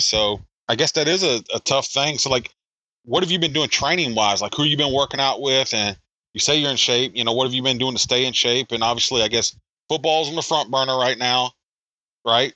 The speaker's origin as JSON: {"language": "English", "region": "South Carolina", "country": "United States", "moved": "yes", "lives_now": "Pennsylvania, United States", "said": "I'm from South Carolina"}